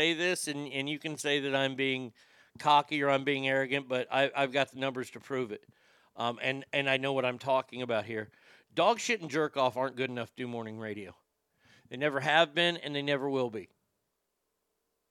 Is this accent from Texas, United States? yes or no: yes; Texas, United States; I'm a Texan